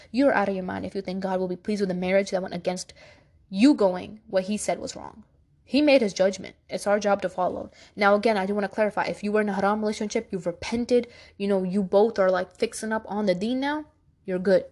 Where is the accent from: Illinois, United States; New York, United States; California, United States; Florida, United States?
New York, United States; New York City; I was born in Brooklyn, New York, but my family is from Pakistan.